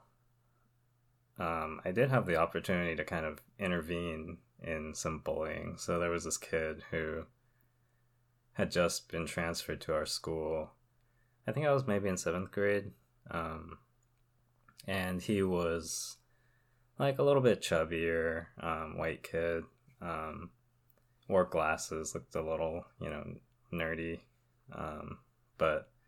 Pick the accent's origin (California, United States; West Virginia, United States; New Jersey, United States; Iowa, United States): California, United States; Southern; I grew up in Southern California where it's fairly diverse